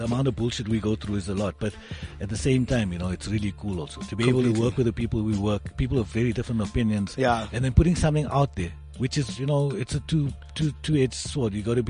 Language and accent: English; Polokwane, Limpopo, South Africa; growing up in Polokwane